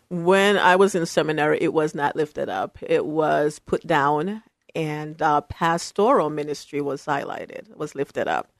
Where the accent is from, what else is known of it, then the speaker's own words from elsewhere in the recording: Jamaica; also born or lived in New York City, United States / Syracuse, New York, United States / Berrien Springs, Michigan, United States; now in Portland, United States; I was raised by my grandmother in Jamaica, uh, West Indies